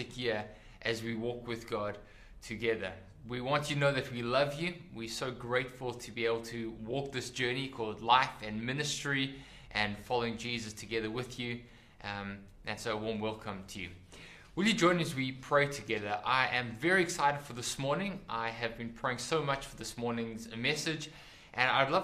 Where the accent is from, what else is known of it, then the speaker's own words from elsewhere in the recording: South Africa; When I was growing up, I grew up in South Africa.